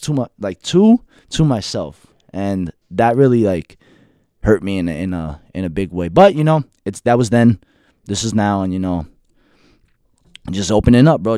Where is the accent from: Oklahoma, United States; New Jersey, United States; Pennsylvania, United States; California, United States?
New Jersey, United States; Union City; also born or lived in Hackensack, New Jersey / New York; I'm from Union City, born and raised